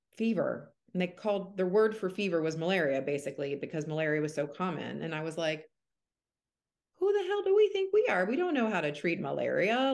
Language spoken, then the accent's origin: English; Atlanta, Georgia, United States; moved away as an adult; now in Seattle, United States; I'm from Atlanta and I did med school in Atlanta.